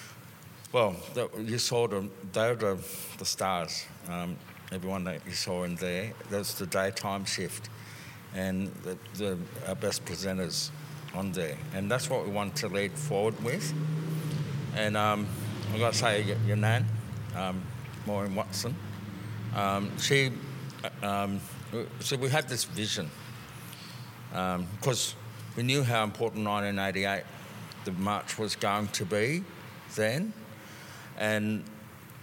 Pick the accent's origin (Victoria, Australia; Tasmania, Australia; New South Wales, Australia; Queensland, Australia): New South Wales, Australia; Sydney; I grew up in Redfern in the 1970s